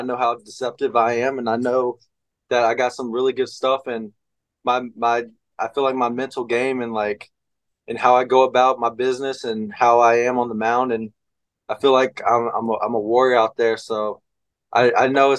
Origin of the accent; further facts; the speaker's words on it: Fayetteville, North Carolina, United States; I came back home to Fayetteville, North Carolina